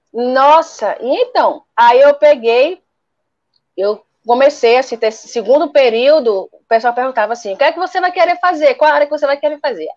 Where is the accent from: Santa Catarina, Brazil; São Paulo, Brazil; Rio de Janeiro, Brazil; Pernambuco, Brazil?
Pernambuco, Brazil; Recife; eu sou de Recife